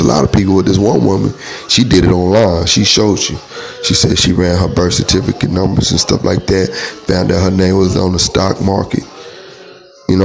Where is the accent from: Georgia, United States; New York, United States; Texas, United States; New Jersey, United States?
Texas, United States; we're American. We're American people. North American people. Texans